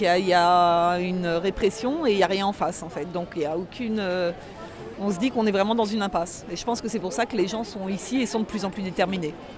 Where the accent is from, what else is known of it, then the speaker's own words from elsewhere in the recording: Lyon, Auvergne-Rhône-Alpes, France; je viens de Lyon, j'ai 43 ans